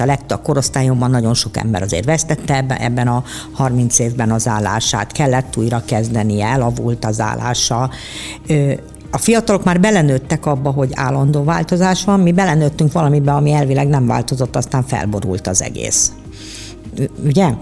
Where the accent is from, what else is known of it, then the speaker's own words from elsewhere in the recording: Budapest, Hungary; én egy pesti lány vagyok